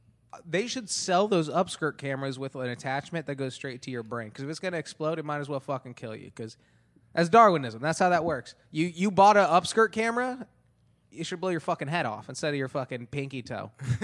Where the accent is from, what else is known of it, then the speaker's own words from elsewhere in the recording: Antelope Valley, California, United States; There's a store in when we were growing up in Antelope Valley for a little bit.